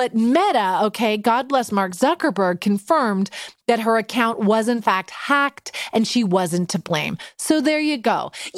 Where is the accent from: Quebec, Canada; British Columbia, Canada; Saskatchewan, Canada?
British Columbia, Canada; Vancouver; When I was 9 years old growing up in Vancouver, I got the keys to a new Skip-It.